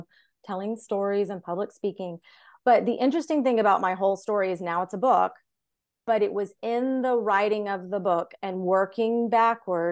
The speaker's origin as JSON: {"language": "English", "town": "Charleston", "country": "United States", "tie": "born or raised there", "said": "We worked together at the same news station in my hometown of Charleston"}